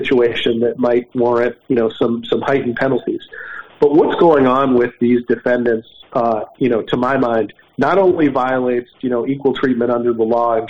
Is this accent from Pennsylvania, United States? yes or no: yes; Philadelphia, Pennsylvania, United States; Philadelphia, my hometown